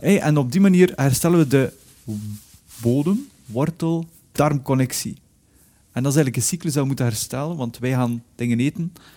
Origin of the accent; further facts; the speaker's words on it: Belgium; moved away; also born or lived in Spain; ik ontvluchtte België omdat ik vond dat hier te veel regende.